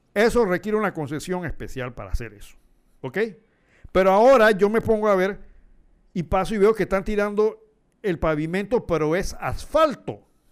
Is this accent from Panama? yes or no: yes; Panama; nosotros tenemos que ser conscientes como panameños